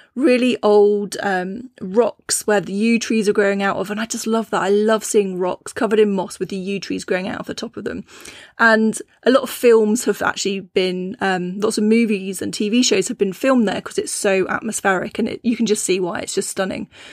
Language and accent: English; Cornwall, South West England, United Kingdom; I grew up in Cornwall, which is, you know, uh, it was a small fishing town